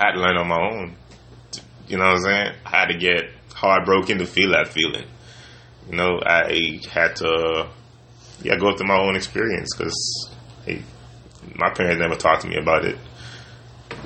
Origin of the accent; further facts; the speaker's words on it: Bahamas; growing up, I'm from the Bahamas